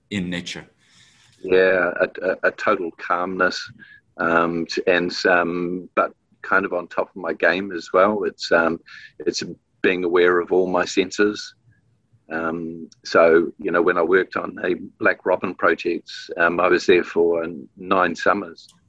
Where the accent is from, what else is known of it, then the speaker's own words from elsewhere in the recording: New Zealand; so, yeah, always proud to be um, from Aotearoa, from New Zealand.